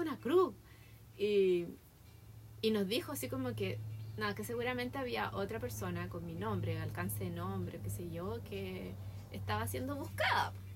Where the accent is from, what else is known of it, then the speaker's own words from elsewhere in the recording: Chile; also born or lived in Santiago; now in United States; somos amistosos los chilenos